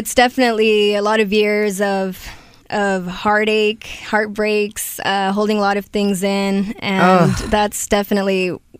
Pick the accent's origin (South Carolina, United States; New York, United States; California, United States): California, United States; Carson; I grew up in Carson.